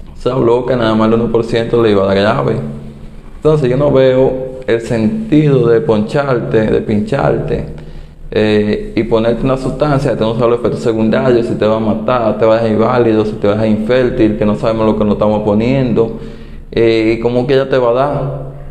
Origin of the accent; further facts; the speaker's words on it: Dominican Republic; mi país, República Dominicana